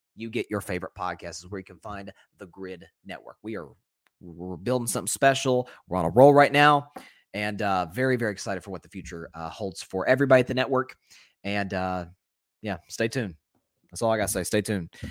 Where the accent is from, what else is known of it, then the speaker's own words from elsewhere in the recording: Tennessee, United States; I'm from Tennessee